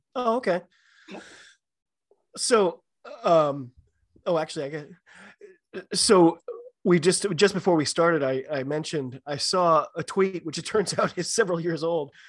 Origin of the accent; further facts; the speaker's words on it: United States; I'm an American